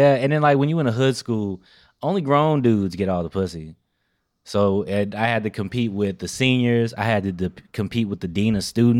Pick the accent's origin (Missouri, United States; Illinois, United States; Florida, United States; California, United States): Illinois, United States; Chicago; I'm born out west.